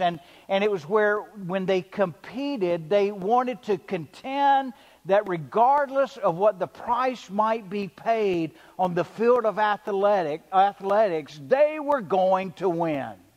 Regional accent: the South, United States; I'm a good old boy from the South, right? We say yes, ma'am, and we eat biscuits with gravy

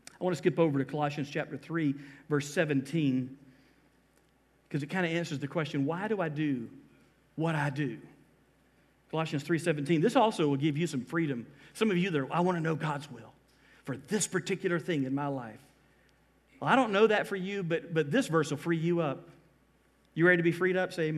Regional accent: Georgia, United States; moved away as an adult; now in Florida, United States; I am from Georgia. But I've been here 24 years

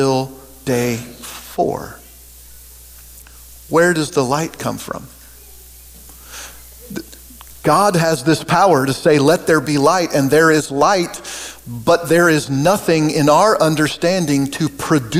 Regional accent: Oregon, United States; now in Kansas, United States; I grew up in Oregon, and I've lived in Kansas now for 30 some years.

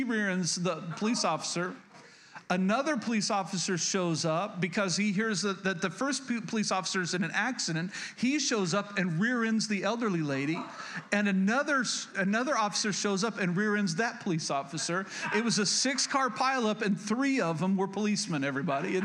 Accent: Oklahoma, United States; moved away; I was born and raised in Oklahoma

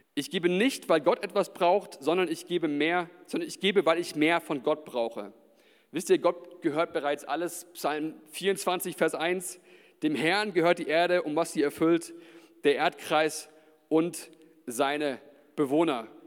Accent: Nuremberg, Bavaria, Germany; ich bin ja in der Gemeinde hier auch groß geworden

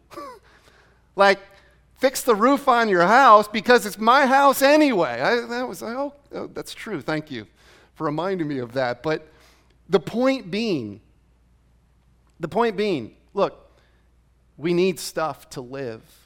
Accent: Rhode Island, United States; now in Arizona, United States; I grew up in Rhode Island.

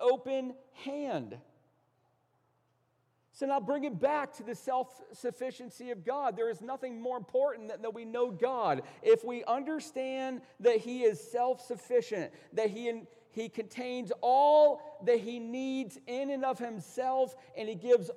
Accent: United States; We're American pragmatists

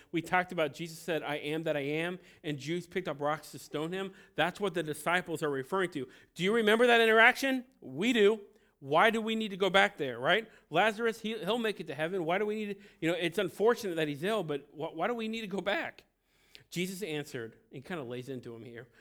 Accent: Cincinnati, Ohio, United States; also born or lived in Felicity, Ohio; I'm from Cincinnati. I'm a city boy.

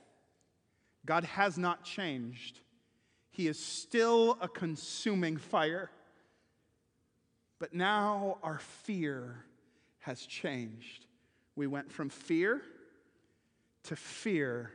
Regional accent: Kenosha, Wisconsin, United States; moved away as an adult; now in Missouri, United States; when I was growing up in Kenosha

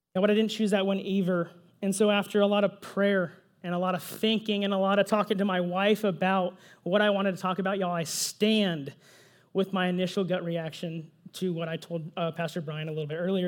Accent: Pflugerville, Texas, United States; also born or lived in San Jose, California / apple orchard campus (unnamed, ages 12-15); So I was only there for two years, y'all. I was only there two years. Then I moved to Pflugerville, Texas

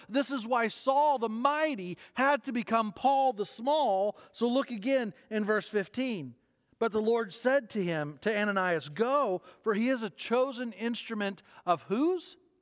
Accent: United States; As Western and as American Christians

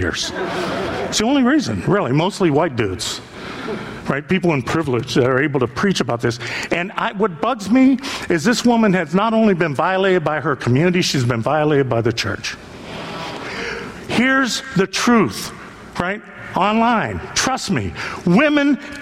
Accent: northeastern Ohio, United States; those of us from northeastern Ohio

